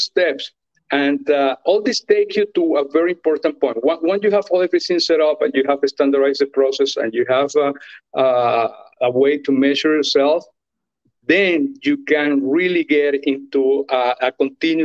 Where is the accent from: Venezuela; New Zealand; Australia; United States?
Venezuela; moved away as an adult; I'm from Venezuela